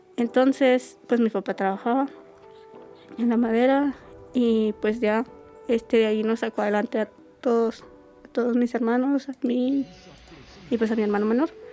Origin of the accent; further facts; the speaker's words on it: Mesa de Arturo, Chihuahua, Mexico; moved away as an adult; yo vengo de un pueblo que se llama Mesa de Arturo.